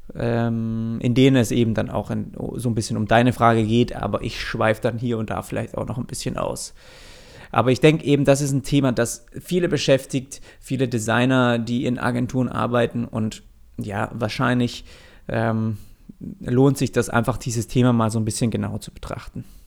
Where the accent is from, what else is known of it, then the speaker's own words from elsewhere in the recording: Swabia, Germany; als gebürtiger Schwabe